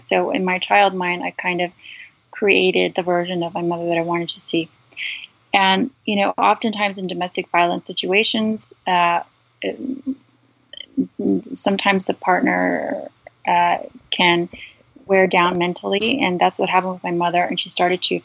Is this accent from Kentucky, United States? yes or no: no; Charleston, South Carolina, United States; now in California, United States; I grew up in the South, in Charleston, South Carolina, which I love.